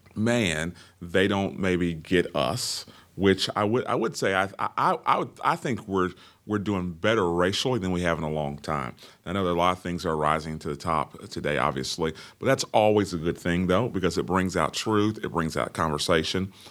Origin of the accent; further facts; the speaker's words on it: Orlando, Florida, United States; born and raised in the hills of Orlando, Florida